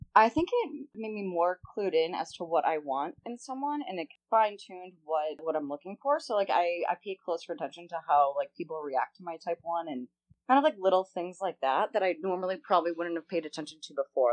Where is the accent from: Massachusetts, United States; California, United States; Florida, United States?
Massachusetts, United States; Boston; moved away as an adult; now in Los Angeles, United States; I'm originally from Boston